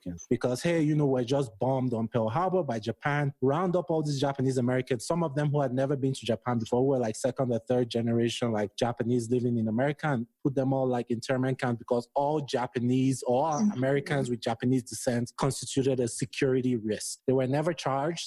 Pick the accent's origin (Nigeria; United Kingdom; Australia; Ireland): Nigeria; moved away as an adult; now in United States; I'm Nigerian.